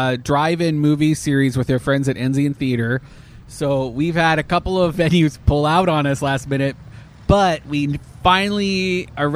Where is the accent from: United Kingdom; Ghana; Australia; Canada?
Canada; now in United States; as a Canadian